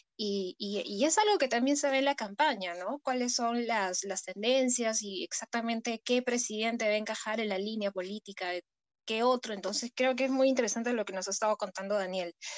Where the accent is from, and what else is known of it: Peru